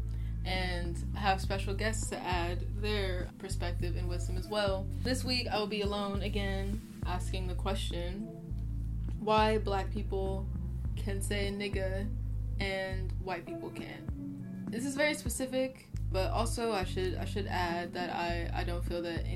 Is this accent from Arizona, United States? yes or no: no; Oakland, California, United States; I'm from Oakland, California